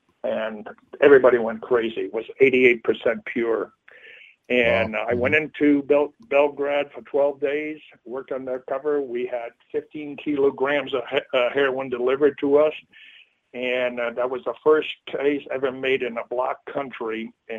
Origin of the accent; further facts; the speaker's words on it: Canada; I'm from Canada, and let me show you some.